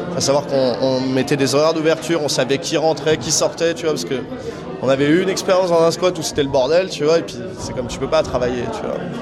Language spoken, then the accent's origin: French; Neuilly-sur-Seine, Île-de-France, France; moi j'ai grandi à Neuilly-sur-Seine